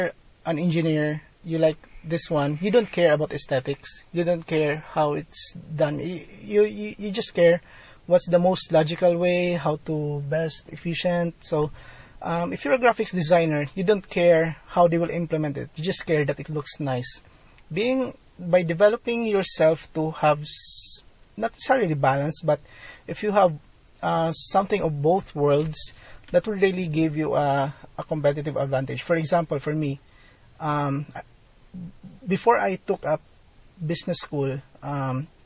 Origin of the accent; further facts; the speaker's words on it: Philippines; being a Filipino provider